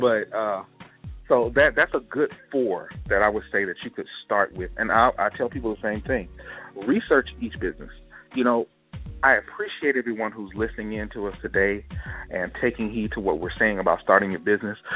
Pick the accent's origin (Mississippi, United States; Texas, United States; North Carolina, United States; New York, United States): Mississippi, United States; Gulfport; my hometown for example, Gulfport, Mississippi